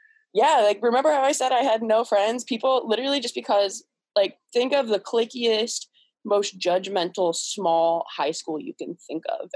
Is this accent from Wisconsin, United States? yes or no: no; Cleveland, Ohio, United States; I'm from Cleveland, Ohio. Um, I've lived here my whole life